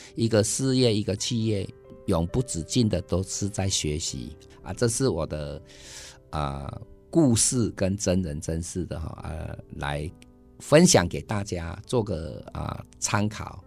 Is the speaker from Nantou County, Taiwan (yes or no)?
yes; Jiji, Nantou County, Taiwan; moved away as an adult; also born or lived in Taipei; 出生的时候，啊，到我高中的时候，我都是住在集集